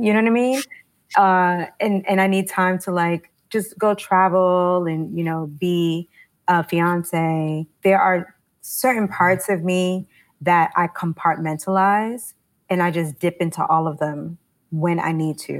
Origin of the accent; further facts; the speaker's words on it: New York City, New York, United States; I grew up in Harlem during the crack era in the 80s.